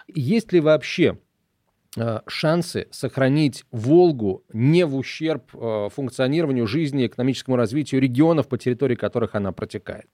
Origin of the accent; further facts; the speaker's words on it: near Saratov, Middle Volga, Saratov Oblast, Russia; я вырос на Волге, правда, на Волге средней, под Саратовом